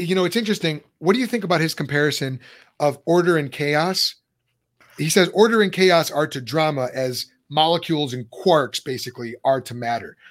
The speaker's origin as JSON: {"language": "English", "town": "Lombard", "region": "Illinois", "country": "United States", "tie": "born or raised there", "moved": "yes", "said": "we grew up in on Charlotte Street in Lombard."}